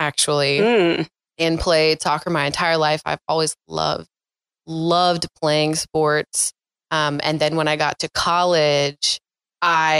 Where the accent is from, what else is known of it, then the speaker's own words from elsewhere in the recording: Sacramento, California, United States; moved away as an adult; also born or lived in Lynchburg, Virginia; I am from Sacramento, California